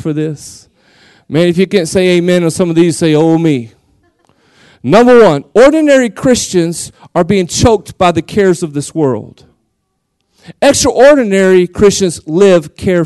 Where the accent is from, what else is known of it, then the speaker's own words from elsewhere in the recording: Seminole, Texas, United States; I'm from Seminole, 6,000 people.